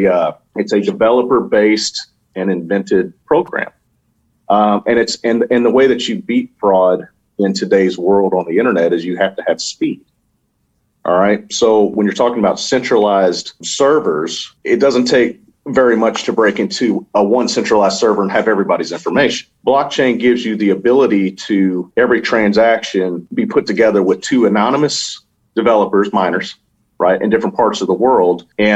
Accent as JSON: {"language": "English", "town": "Louisville", "region": "Kentucky", "country": "United States", "said": "You know, I'm from Louisville, Kentucky. You know, we're just country boys there."}